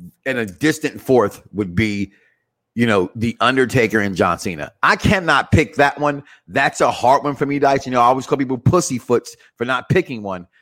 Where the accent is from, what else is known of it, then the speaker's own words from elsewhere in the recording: Chicago, Illinois, United States; moved away; I'm from Chicago